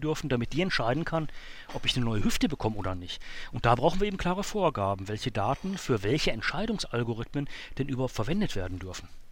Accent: Germany; bei uns in Deutschland, in Europa

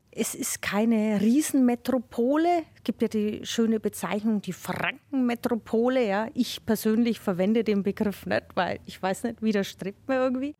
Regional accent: Nuremberg, Bavaria, Germany; accent: Franconian (Nuremberg dialect)

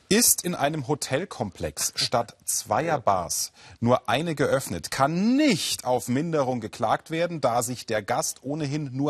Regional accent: Würzburg, Bavaria, Germany; weil ich bin ja Würzburger und wir haben ja den Main und da gibt es ja auch viele

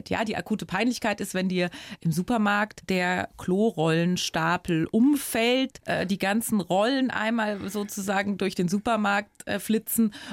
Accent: Rhineland-Palatinate, Germany; born or raised there

